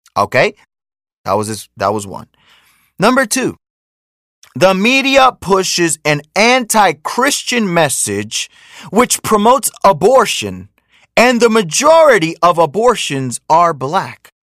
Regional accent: United States; also born or lived in Dominican Republic (parents); I was born in America, but that's my parents' country

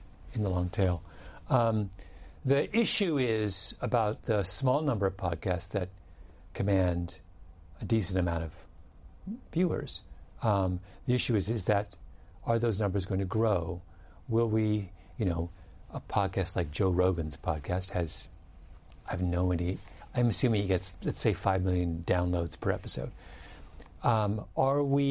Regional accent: England, United Kingdom; I'm English. So in England, and I'm the son of an Englishman

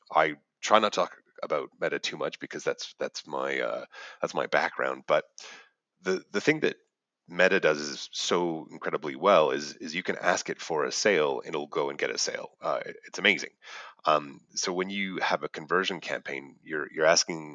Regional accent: Canada; moved away as an adult; now in Australia; as I'm a Canadian

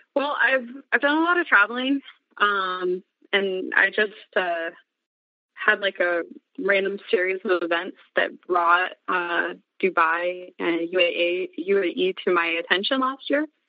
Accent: Montana, United States; born and raised in Montana primarily. Um moved around when I was a kid a little bit

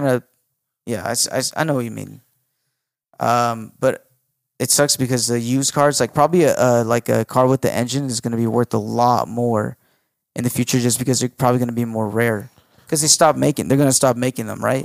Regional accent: United States; I was born in America

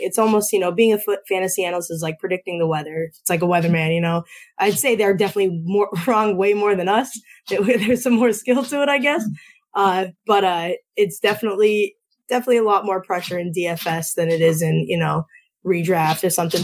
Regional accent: Northeast Pennsylvania, United States; I'm from Northeast PA

